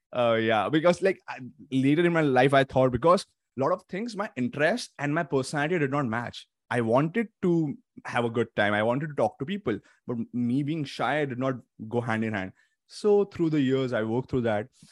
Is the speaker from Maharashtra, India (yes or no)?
yes; Mumbai, Maharashtra, India; moved away as an adult; now in Toronto, Canada; since my family is back in India, in the city of Mumbai, Uh, so I am from there